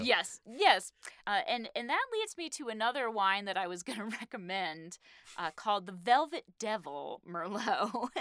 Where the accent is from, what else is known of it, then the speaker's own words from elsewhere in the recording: Massachusetts, United States; I'm from Massachusetts